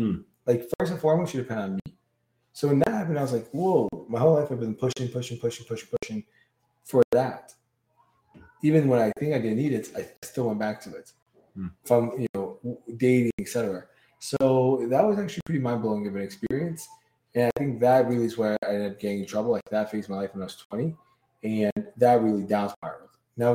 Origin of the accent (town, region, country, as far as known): Brooklyn, New York, United States